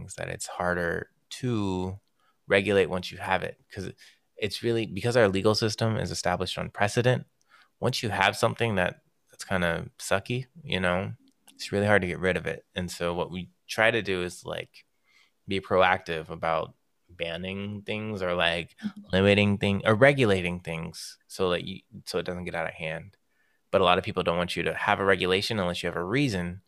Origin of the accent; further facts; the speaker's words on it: Marietta, Georgia, United States; I'm from Marietta, Georgia, where they love